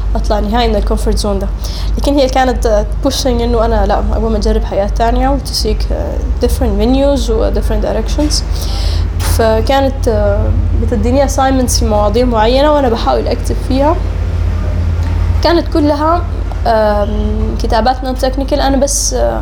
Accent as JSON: {"language": "Arabic", "country": "Sudan", "tie": "born or raised there", "also_born_or_lived": "Oman", "said": "اتولدت في سلطنة عمان وقعدت هناك لغاية ألفين وحداشر تقريبا لكن كنت يا هو بجي للمدرسة وللجامعة هنا في السودان"}